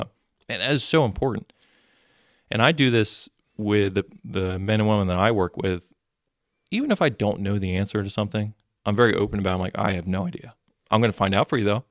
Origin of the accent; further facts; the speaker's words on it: Mullica Hill, New Jersey, United States; I grew up in Mullica Hill area